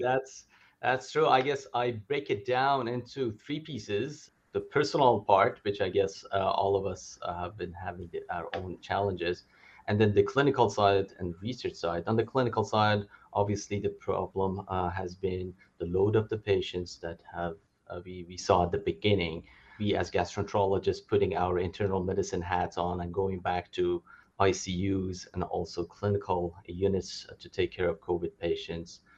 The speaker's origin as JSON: {"language": "English", "town": "Calgary", "region": "Alberta", "country": "Canada", "also_born_or_lived": "Edmonton", "moved": "as an adult", "lives_now": "Los Angeles, United States", "said": "I'm from Calgary, uh, and I did training in Edmonton as well"}